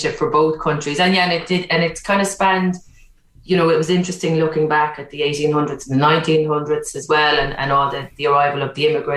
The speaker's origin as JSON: {"language": "English", "country": "Ireland"}